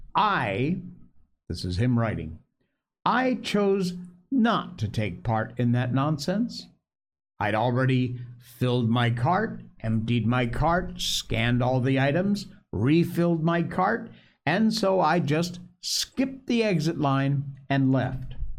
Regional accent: Connecticut, United States; where I grew up in Connecticut

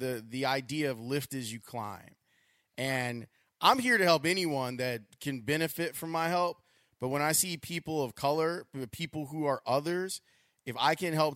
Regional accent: United States; As an American, as a Black American

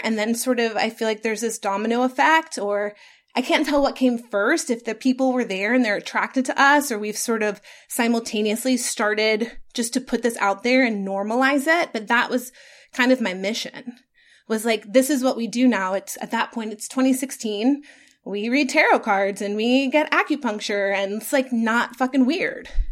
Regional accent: Atlanta, Georgia, United States; I got to work for my hometown radio station that I grew up listening

